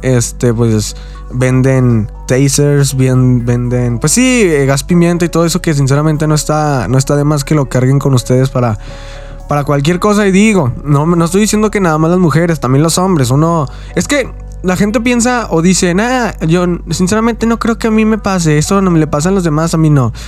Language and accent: Spanish; Mexico; yo soy de aquí de México.